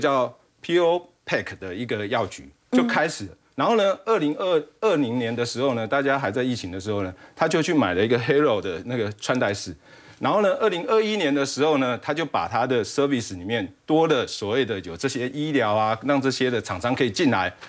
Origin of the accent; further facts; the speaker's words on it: Taiwan; 我们台湾这边